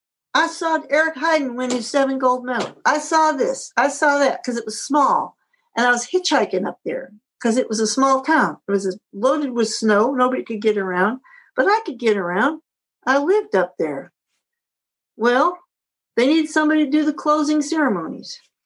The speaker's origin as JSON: {"language": "English", "town": "Syracuse", "region": "New York", "country": "United States", "said": "I'm from Syracuse."}